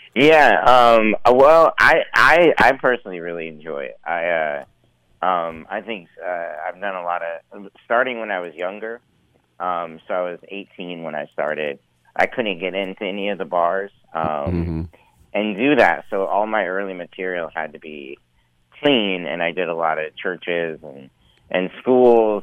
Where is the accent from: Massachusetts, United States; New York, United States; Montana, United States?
Montana, United States; Missoula; I grew up in uh, western Montana, in Missoula, the Missoula area